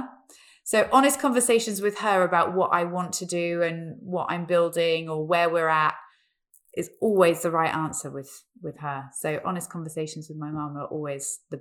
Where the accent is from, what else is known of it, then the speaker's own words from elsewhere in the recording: Peterborough, East of England, United Kingdom; I grew up in Peterborough